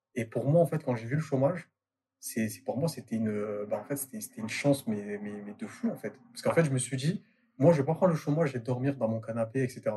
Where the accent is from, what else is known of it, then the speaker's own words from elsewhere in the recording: Marseille, Provence-Alpes-Côte d'Azur, France; moved away; je suis de Marseille de base